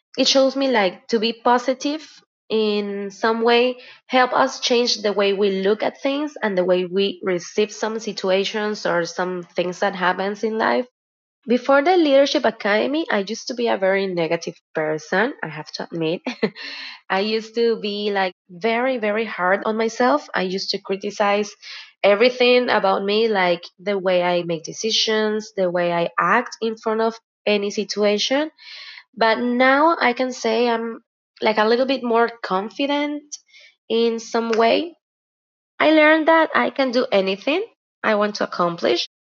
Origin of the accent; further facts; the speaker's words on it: Guayaquil, Guayas, Ecuador; I am from Guayaquil, Ecuador